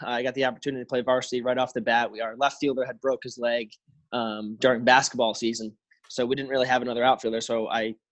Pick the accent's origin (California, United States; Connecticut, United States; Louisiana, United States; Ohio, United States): Connecticut, United States; East Hampton; also born or lived in Old Orchard Beach, Maine; I'm from East Hampton, Connecticut. So a little south of Hartford